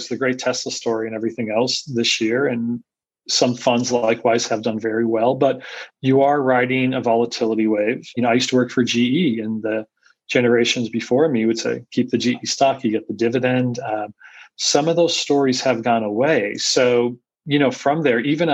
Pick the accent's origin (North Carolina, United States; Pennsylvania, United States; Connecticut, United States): Pennsylvania, United States; Scranton; also born or lived in Philadelphia, Pennsylvania / New York City; now in Austin, United States; I grew up in Scranton, PA.